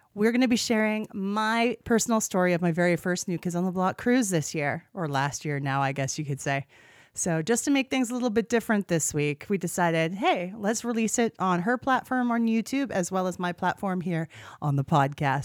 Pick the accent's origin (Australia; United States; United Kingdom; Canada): Canada; three degrees Celsius warmer in my hometown in Canada than it was in Miami